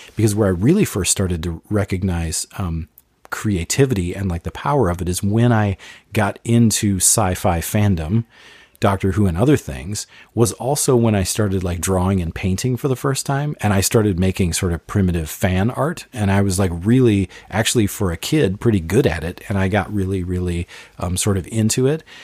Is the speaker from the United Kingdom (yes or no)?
no; Bloomington, Minnesota, United States; we grew up in Bloomington, West Bloomington, Minnesota